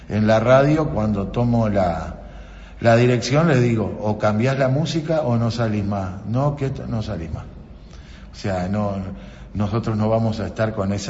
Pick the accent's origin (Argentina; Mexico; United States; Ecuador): Argentina; Libertador; born there; yo nací en Libertador y ahora, bueno, estoy al frente de FM Libertadores como un sueño